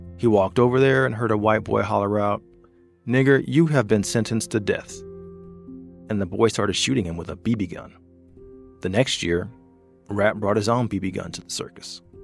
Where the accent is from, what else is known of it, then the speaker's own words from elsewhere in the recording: Atlanta, Georgia, United States; for me, Atlanta is my hometown. It's where I grew up